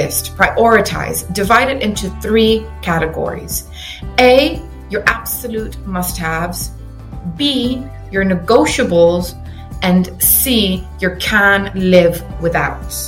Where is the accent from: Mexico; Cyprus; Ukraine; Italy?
Cyprus; moved away as an adult; also born or lived in England, United Kingdom / Reading, United Kingdom; now in United Kingdom; I was originally born and raised in Cyprus